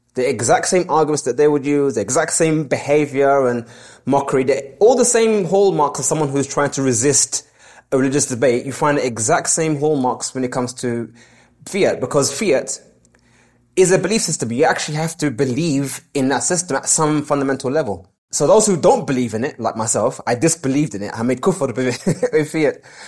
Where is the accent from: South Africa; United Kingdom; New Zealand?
United Kingdom; London; born and raised in London